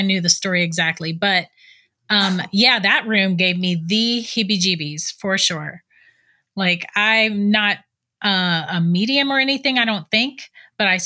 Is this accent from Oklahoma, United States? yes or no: no; St. Augustine, Florida, United States; I was born and raised in St. Augustine